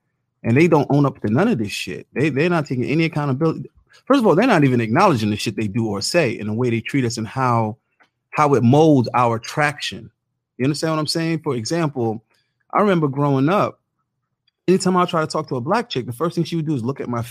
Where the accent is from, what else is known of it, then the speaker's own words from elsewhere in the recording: New York, United States; I'm from New York